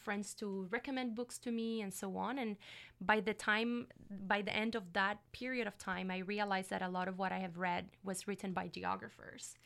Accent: Puerto Rico; first language Spanish; English is a second language; moved away as an adult; also born or lived in Montreal, Canada / Kingston, Canada; now in Canada; I'm from Puerto Rico, in the Caribbean

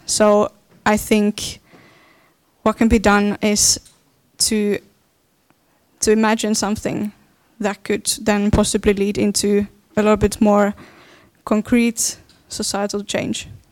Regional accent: Finland; I am from Finland, and I am a dance artist

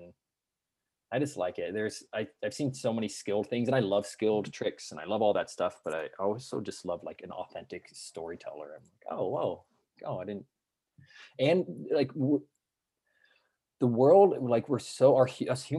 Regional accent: Colorado, United States; moved away as an adult; now in San Diego, United States; I grew up in Colorado, and then I came to San Diego for vacation every other summer

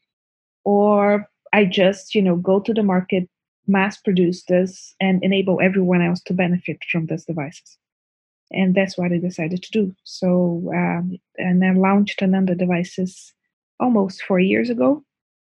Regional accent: Brazil; moved away as an adult; now in Canada; I was born in Brazil. I study pharmacology and biochemistry at the University of São Paulo

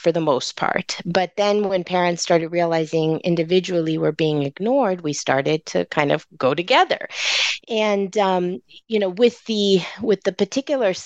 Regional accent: California, United States; California is my home. I don't know any other home outside

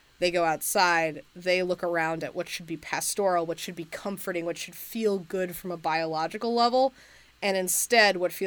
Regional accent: United States; as an American

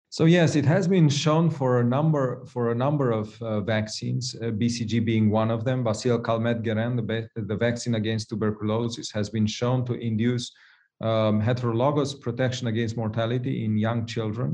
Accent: Romania; moved away; I'm from Romania originally myself

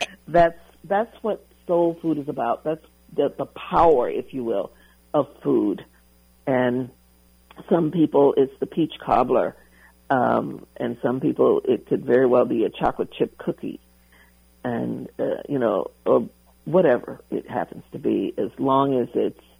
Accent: the South, United States; growing up in the South

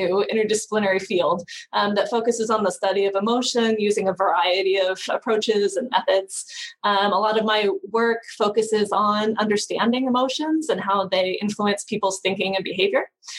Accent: Florida, United States; now in College Station, United States; I was raised mostly in Florida, and I've lived sort of all around the country at different points in my life.

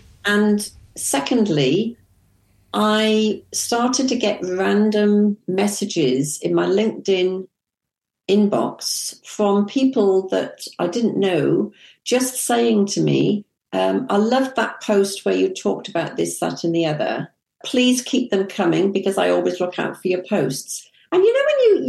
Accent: England, United Kingdom; also born or lived in Kuwait; I'm from England

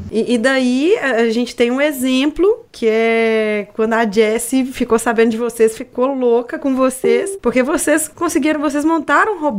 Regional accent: Minas Gerais, Brazil; Oh! Minha terra!

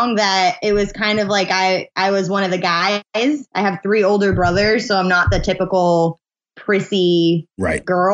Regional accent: New Hampshire, United States; New Hampshire, born and raised

